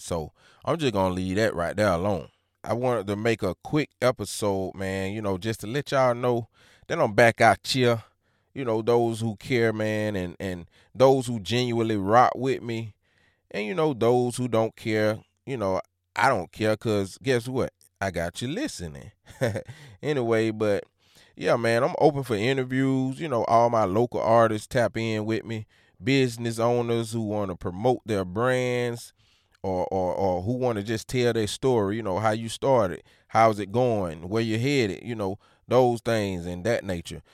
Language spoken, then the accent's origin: English; Georgia, United States; I'm from Georgia